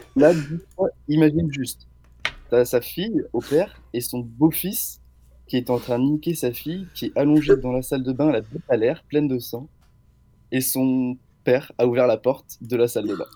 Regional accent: Angers, Pays de la Loire, France; je viens d'Angers

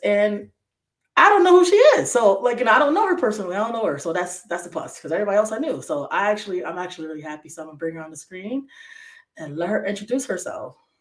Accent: Bridgeport, Connecticut, United States; also born or lived in Waterbury, Connecticut; born and raised in Bridgeport all my life

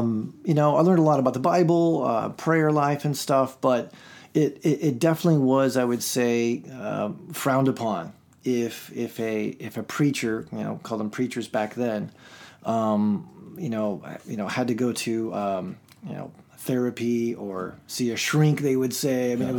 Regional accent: Nicosia, Nicosia District, Cyprus; born there; So I grew up Church of Christ. I grew up on the mission field. I was born in Nicosia, Cyprus.

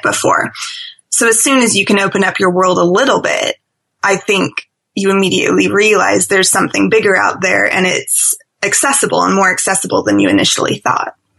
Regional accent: Seattle, Washington, United States; moved away as an adult; also born or lived in London; I'm originally from Seattle

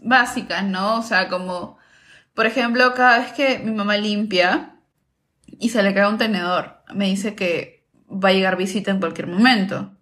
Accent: Peru; cuando salí de, de Perú

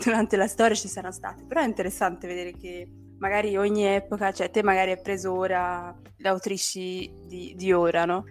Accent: Brazil; moved away; essendo brasiliana

